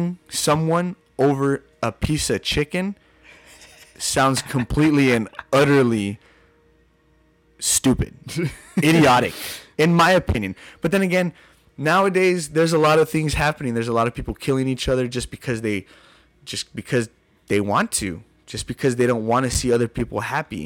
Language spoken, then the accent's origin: English; El Paso, Texas, United States; I am now seen as a local DJ in my hometown of El Paso